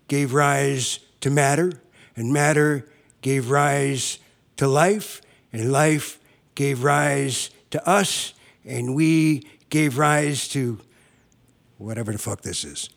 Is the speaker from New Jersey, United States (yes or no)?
yes; South River, New Jersey, United States; now in California, United States; I came in from California, but I'm originally from the New York area.